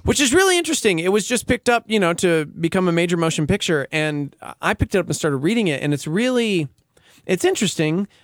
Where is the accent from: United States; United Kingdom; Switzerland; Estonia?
United States; Lubbock, Texas; I'm from Lubbock Texas